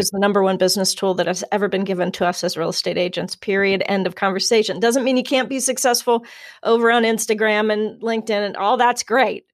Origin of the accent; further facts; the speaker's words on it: Cincinnati, Ohio, United States; was born and raised in Cincinnati